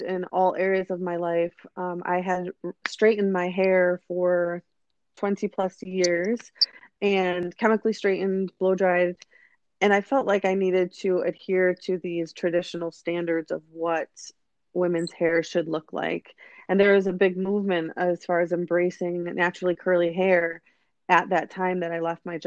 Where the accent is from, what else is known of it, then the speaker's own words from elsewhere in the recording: United States; growing up in the United States